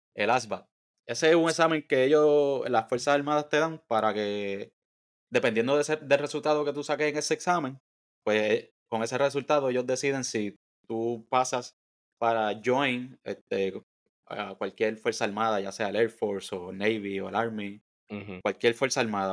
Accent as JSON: {"language": "Spanish", "town": "Bayamón", "country": "Puerto Rico", "tie": "born or raised there", "said": "soy de Bayamón nacido y criado en Bayamón"}